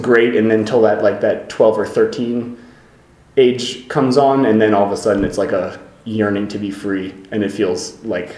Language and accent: English; Havertown, Pennsylvania, United States; also born or lived in Lankenau Hospital, near Philadelphia; I grew up in Havertown, which is in Delaware County, right next door to, within the Philadelphia region